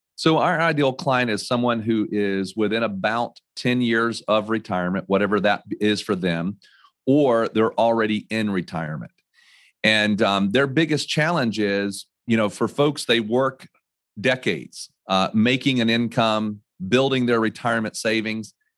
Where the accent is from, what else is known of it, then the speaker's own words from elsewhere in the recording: North Carolina, United States; also born or lived in New York / Connecticut; I was born and raised in North Carolina